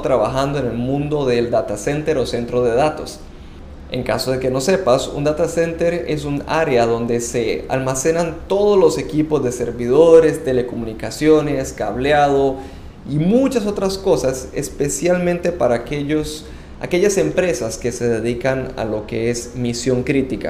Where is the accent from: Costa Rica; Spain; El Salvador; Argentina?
Costa Rica; moved away as an adult; now in Panama; Soy costarricense y tengo casi 10 años viviendo en Panamá